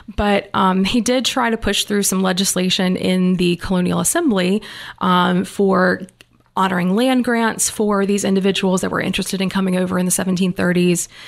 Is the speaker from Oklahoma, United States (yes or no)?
no; Wilmington, North Carolina, United States; I grew up here in Wilmington